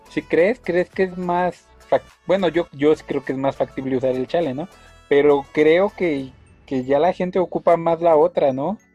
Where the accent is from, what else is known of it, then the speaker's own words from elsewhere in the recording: Mexico; nosotros como mexicanos